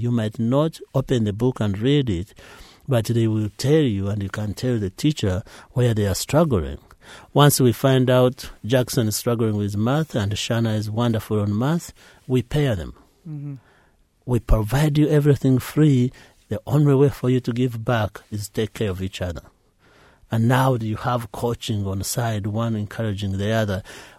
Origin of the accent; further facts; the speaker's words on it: Uganda; every time it snows, my mind goes back home. Every time we make a meal, I miss home. All friends I grew up with are in Uganda.